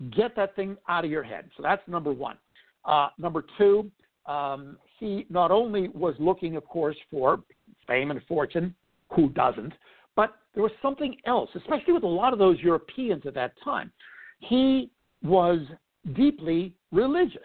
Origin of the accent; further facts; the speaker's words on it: United States; I'm an American of Greek heritage